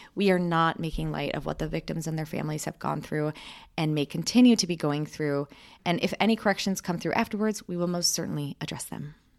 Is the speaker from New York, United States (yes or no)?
no; Michigan, United States; we grew up in Michigan